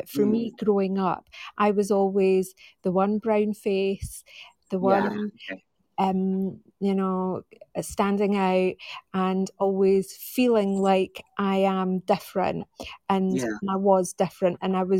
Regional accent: Edinburgh, Scotland, United Kingdom; accent: Scottish; moved away as an adult; also born or lived in West London; now in London, United Kingdom; I've got a Scottish accent, and my actual background is from I'm from Edinburgh. That's my hometown.

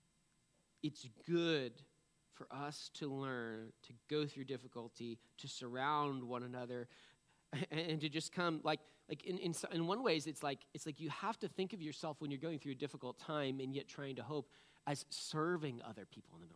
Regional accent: New England, United States; I'm from New England. I can't help it. We're just cynical people

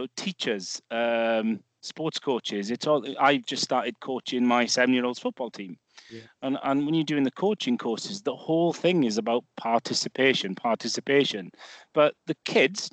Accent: Wales, United Kingdom; Growing up in Wales here, when I was a youngster

